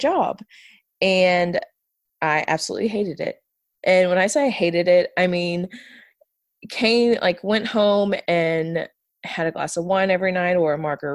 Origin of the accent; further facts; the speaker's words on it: outside of Houston, Texas, United States; moved away as an adult; also born or lived in Pikeville, Kentucky; I was born and raised right outside of Houston